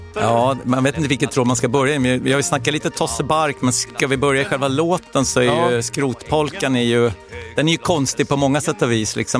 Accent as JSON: {"language": "Swedish", "town": "Stockholm", "region": "Stockholm County", "country": "Sweden", "tie": "born or raised there", "said": "jag är ju eh, då född och uppvuxen i södra Stockholm"}